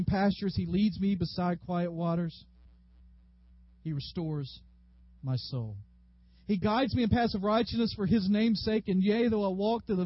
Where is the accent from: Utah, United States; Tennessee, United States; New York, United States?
Tennessee, United States; Dyersburg; I grew up in Dyersburg.